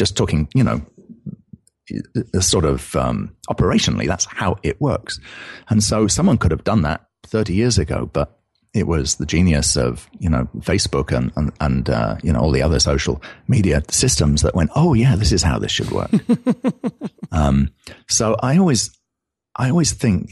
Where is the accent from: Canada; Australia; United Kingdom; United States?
United Kingdom; accent: British; I'm British, as you can originally, as you can tell here, from my accent